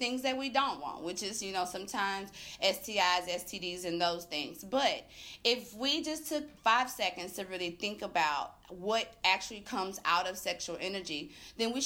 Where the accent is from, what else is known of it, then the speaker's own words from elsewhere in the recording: Tallulah, Louisiana, United States; moved away as an adult; now in Atlanta, United States; I'm originally from Tallulah, Louisiana, which is northern Louisiana